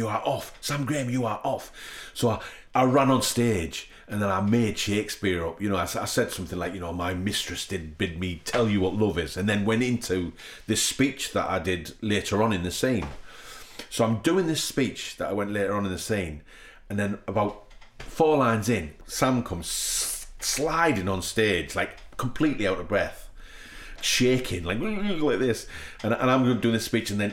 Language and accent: English; England, United Kingdom; we're English, we're actors